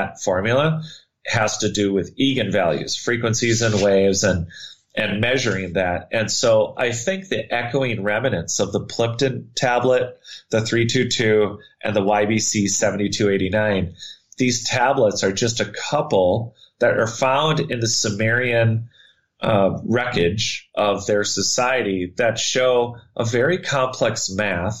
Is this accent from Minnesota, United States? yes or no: yes; Minnesota, United States; I grew up in Minnesota